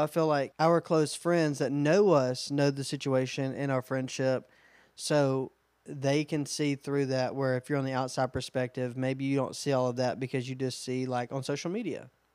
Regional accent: Alabama, United States; We're also from Alabama

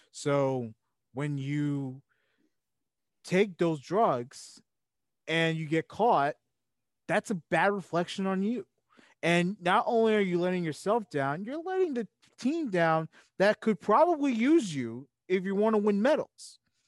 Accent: Slovenia

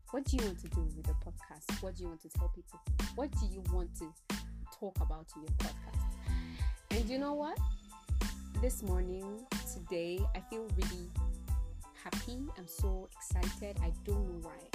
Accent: Nigeria

